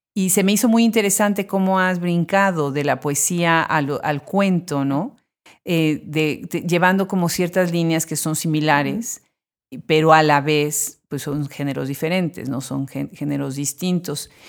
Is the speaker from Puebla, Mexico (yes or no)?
yes; Puebla, Mexico; Puebla, la ciudad de donde yo soy originaria